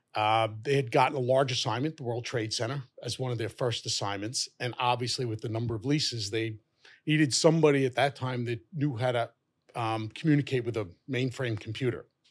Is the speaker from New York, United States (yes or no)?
yes; New York City, New York, United States; I was born and raised in Fresh Meadows, Queens.